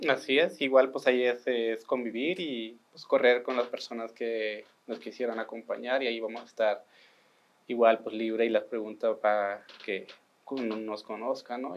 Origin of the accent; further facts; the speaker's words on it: Sierra Tarahumara, Chihuahua, Mexico; yo vengo del estado de Chihuahua, que digamos de la Sierra Tarahumara